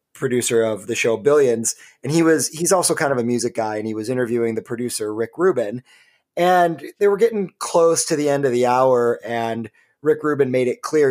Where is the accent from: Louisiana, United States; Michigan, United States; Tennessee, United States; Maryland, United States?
Michigan, United States; the great state of Michigan, which is, of course, my home state